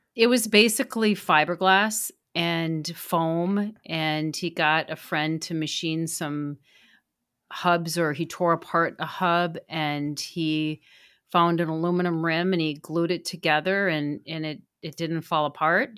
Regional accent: Duluth, Minnesota, United States; I am a resident of Minnesota, born and raised here, and I grew up in Duluth

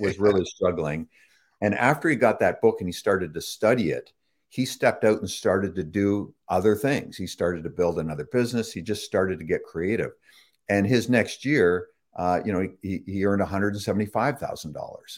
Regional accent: Toronto, Ontario, Canada; also born or lived in England / Chicago; I was born and raised in Toronto, Toronto, uh, Canada, uh, on, Ontario, just north of, uh, Lake Ontario there

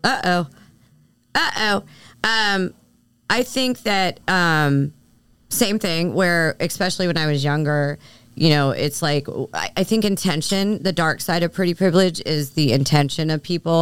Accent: Philadelphia, Pennsylvania, United States; moved away; I'm from Philly. You know, I grew up a certain way

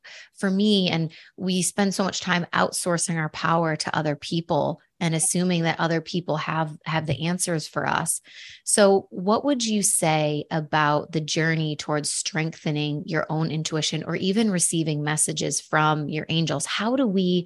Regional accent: Buffalo, New York, United States; I'm from Buffalo

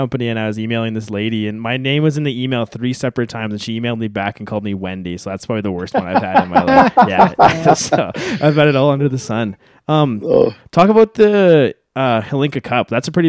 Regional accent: Saskatoon, Saskatchewan, Canada; I grew up around the Saskatoon area

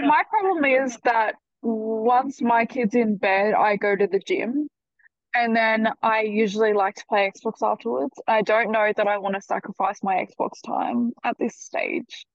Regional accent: Australia; accent: Australian

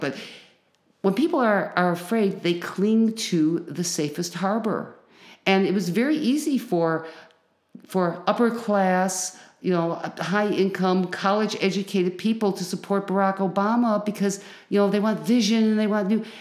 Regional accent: Chicago, Illinois, United States; moved away as an adult; now in Champaign-Urbana, United States; I grew up in Chicago

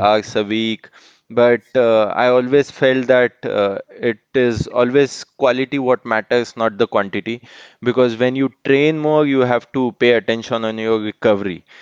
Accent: Mumbai, Maharashtra, India; I am from Mumbai

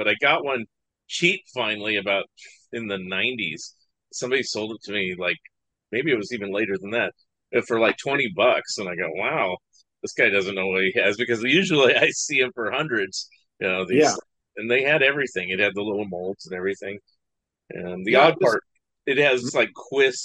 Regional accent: San Francisco Bay Area, California, United States; I grew up in the San Francisco Bay Area, which is like movie capital

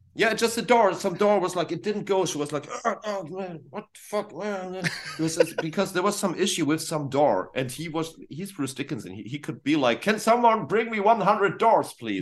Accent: Northern Germany, Germany; English is a second language; for us Germans, when I'm, I'm from the north

